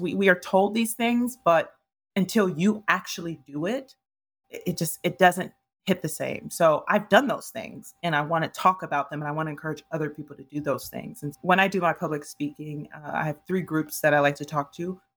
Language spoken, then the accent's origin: English; Ohio, United States; moved away as an adult; also born or lived in New York; I'm originally from Ohio, and so, uh, I, I'm used to, like, neighborhoods.